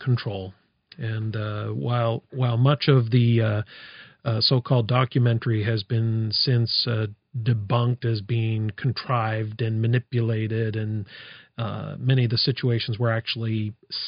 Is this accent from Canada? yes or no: yes; Canada; as a Canadian